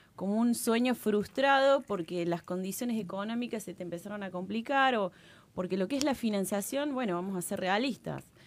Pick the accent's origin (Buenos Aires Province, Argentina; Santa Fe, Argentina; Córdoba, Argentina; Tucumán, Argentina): Córdoba, Argentina; como buena cordobesa